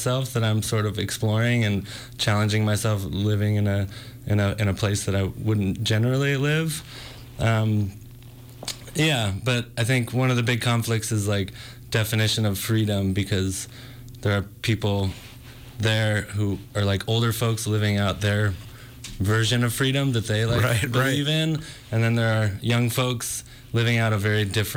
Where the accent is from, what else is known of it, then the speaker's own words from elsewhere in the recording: Northern California, United States; Originally from Northern California